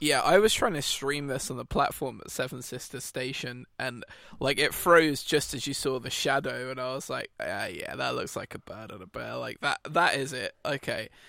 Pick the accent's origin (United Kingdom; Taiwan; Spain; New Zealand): United Kingdom; as a Brit